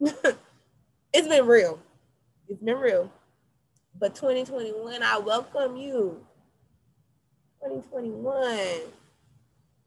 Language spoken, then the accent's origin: English; United States; us as the American people